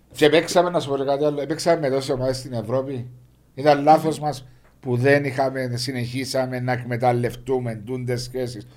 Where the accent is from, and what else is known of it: Cyprus